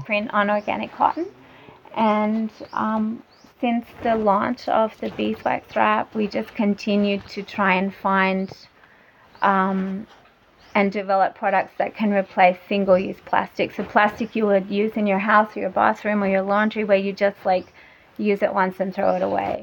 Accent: Australia; also born or lived in Germany; now in Thailand; I'm from Australia and and my husband's German and we were living in Germany

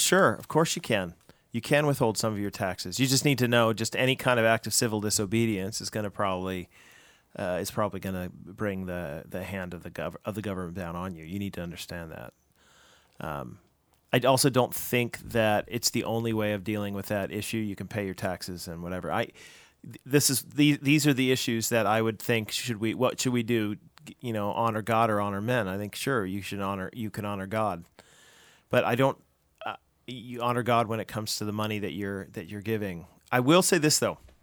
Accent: United States; now in Canada; I'm an American

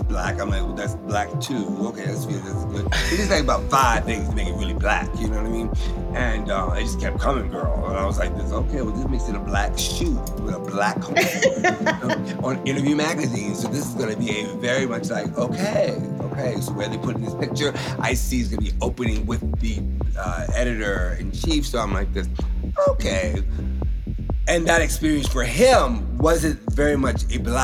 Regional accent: the South, United States; I'm from the South

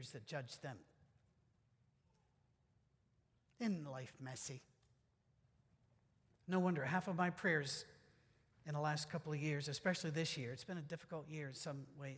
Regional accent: Scotland, United Kingdom; I'm Scottish

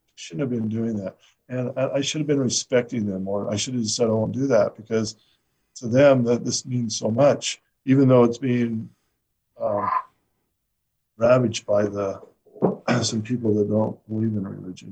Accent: Utah, United States; I'm from Utah

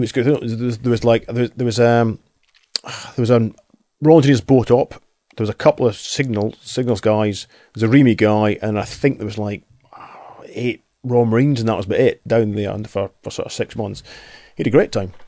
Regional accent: Highlands, Aberdeen, Scotland, United Kingdom; when I was twelve, we moved in from the Highlands, moved into Aberdeen

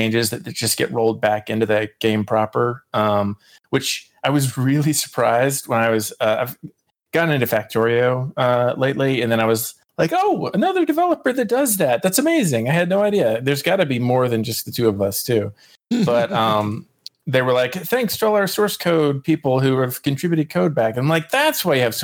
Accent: North Carolina, United States; also born or lived in Cary, North Carolina; now in Durham, United States; I moved up here from Cary, and I'm definitely enjoying that. So I'm native to the area.

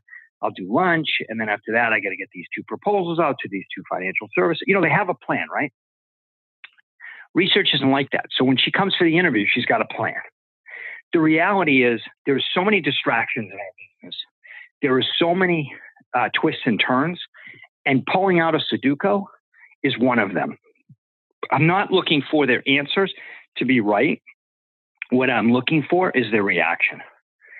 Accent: Boston, Massachusetts, United States; I'm from Boston

